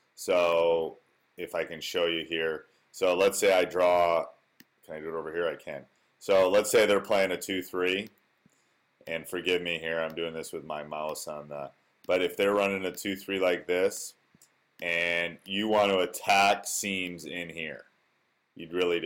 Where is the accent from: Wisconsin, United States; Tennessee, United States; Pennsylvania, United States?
Wisconsin, United States; born or raised there